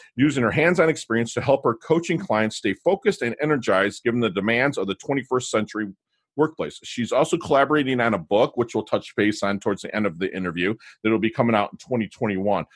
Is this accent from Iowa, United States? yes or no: no; Michigan, United States; now in South Florida, United States; We're both from Michigan